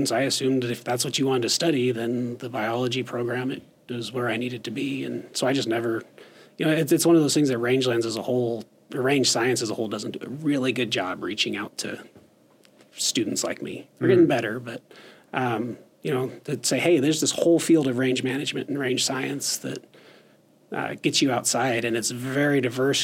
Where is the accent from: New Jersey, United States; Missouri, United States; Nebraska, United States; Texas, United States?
Nebraska, United States; Western; I grew up in Western Nebraska. Family from Sioux County, and then I graduated from high school in Kimball County, so we're pretty local.